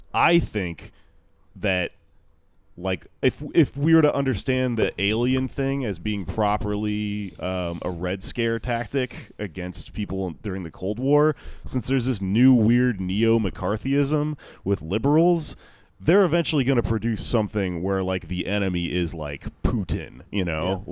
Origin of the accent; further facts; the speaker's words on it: Houston, Texas, United States; now in New York, United States; Houston, my hometown